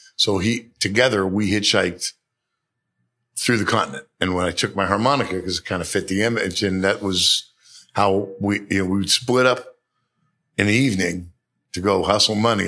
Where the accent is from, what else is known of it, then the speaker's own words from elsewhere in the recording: Bay Area, California, United States; also born or lived in New York City; raised in California. At the age of five, we moved to the Bay Area